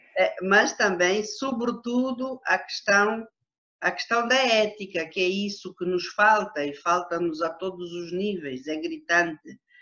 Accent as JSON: {"language": "Portuguese", "area": "Huíla", "region": "Cunene", "country": "Angola", "tie": "born or raised there", "also_born_or_lived": "Lubango, Huíla, Angola / Namibe, Angola", "said": "eu apanhei juízo ainda na Huila, mas no território que é hoje o, a província do Cunene"}